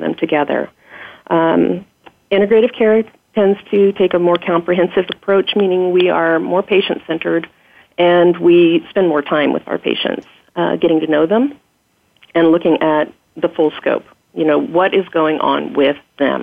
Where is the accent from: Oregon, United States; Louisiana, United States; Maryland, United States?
Oregon, United States; also born or lived in Bournemouth, England; I was born and raised in Oregon